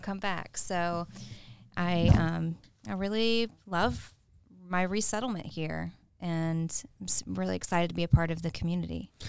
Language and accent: English; Augusta, Georgia, United States; I am from Augusta, um, born and raised